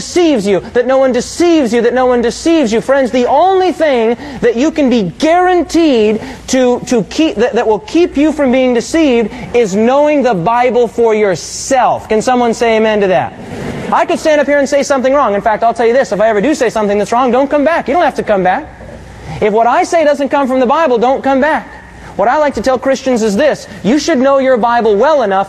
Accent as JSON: {"language": "English", "region": "South Dakota", "country": "United States", "tie": "born or raised there", "moved": "yes", "lives_now": "Michigan, United States", "said": "I grew up in South Dakota, and I know something about winters"}